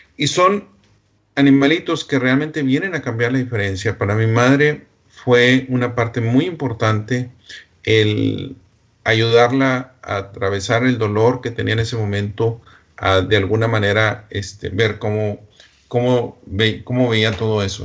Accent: Delicias, Chihuahua, Mexico; moved away; Delicia, Chihuahua, de donde yo soy originario

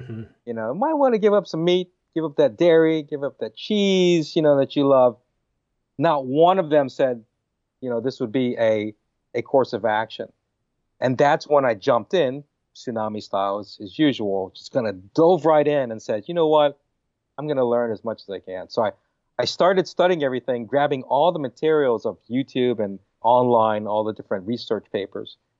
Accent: Hawaii, United States; I'm from Hawaii, right? I love meat. Hawaiians, we love our pork and chicken and beef

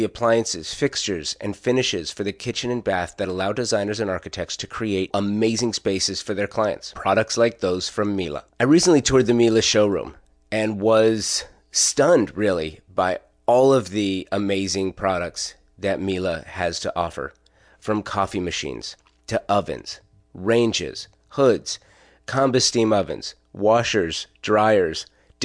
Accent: Los Angeles, California, United States; moved away; I'm a native Angeleno, born and raised. And so when I was growing up in the Valley

